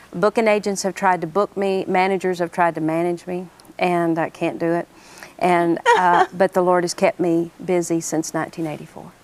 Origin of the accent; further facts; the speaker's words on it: Oklahoma, United States; I'm glad I'm from Oklahoma